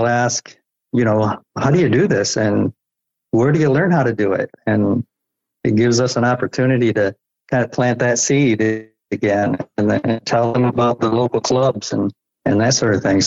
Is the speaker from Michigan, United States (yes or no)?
yes; Michigan, United States; I grew up in Michigan, which is where I am now.